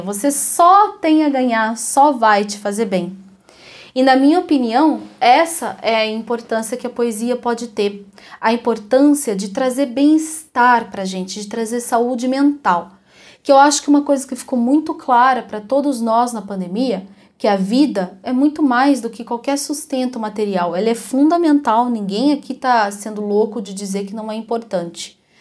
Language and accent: Portuguese; Ribeirão Preto, São Paulo, Brazil; moved away as an adult; now in Curitiba, Brazil; Embora eu já viva em Curitiba há quase 20 anos, eu sou de Ribeirão Preto, que é uma cidade no interior de São Paulo